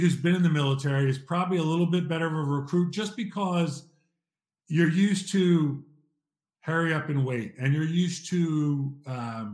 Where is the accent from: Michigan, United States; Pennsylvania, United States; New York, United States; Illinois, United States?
Pennsylvania, United States; Ridley Park; I'm from Ridley Park, Pennsylvania, in the United States